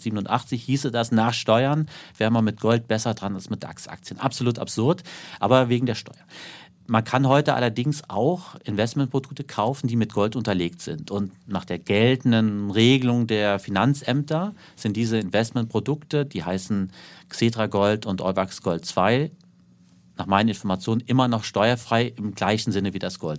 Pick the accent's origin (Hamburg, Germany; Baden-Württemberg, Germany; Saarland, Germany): Saarland, Germany; von meiner Heimat im Saarland